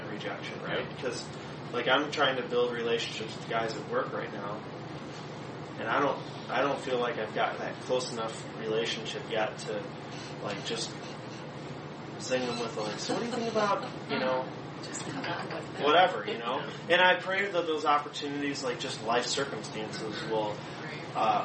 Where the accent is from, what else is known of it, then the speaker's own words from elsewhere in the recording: Allen Park, Michigan, United States; We grew up in Allen Park. So we grew up 2 blocks from Sylvia's